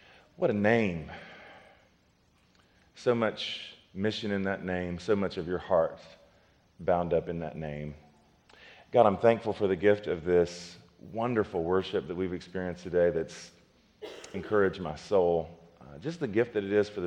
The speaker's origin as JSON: {"language": "English", "region": "North Carolina", "country": "United States", "accent": "North Carolina", "moved": "as an adult", "lives_now": "Tulsa, United States", "said": "I'm a North Carolina boy who's lived in Tulsa, Oklahoma for about the last 2.5 years."}